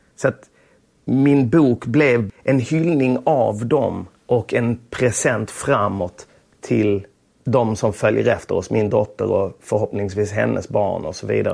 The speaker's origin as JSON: {"language": "Swedish", "town": "Lund", "region": "Skåne", "country": "Sweden", "tie": "born or raised there", "moved": "yes", "said": "Tunaskolan mm. i Lund. Jag började där i klass 1. Jag kom från Östra Torn"}